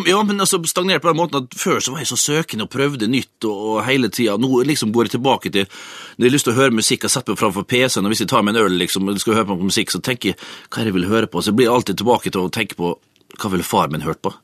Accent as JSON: {"language": "Norwegian", "town": "Vestnes", "region": "Møre og Romsdal", "country": "Norway", "tie": "born or raised there", "said": "gutterommet hjemme på Vestnes"}